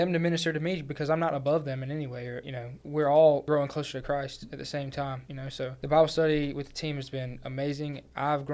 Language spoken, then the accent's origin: English; Georgia, United States; moved away as an adult; also born or lived in North Carolina; I transferred from the University of North Carolina at Pembroke, but I'm from Georgia